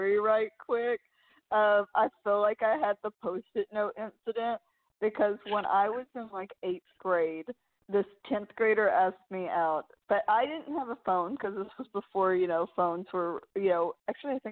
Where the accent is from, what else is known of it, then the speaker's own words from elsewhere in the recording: New York, United States; I'm from New York